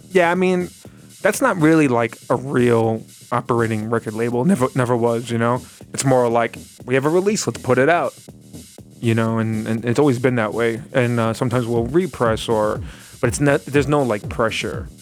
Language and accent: English; New York City, New York, United States; I grew up in the grave, like the Gravesend, Bath Beach area, of Brooklyn